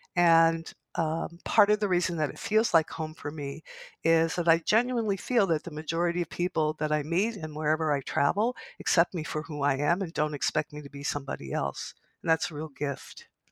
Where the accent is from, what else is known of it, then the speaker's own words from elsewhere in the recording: Canada; somebody who's been in this country for a long time and as a Canadian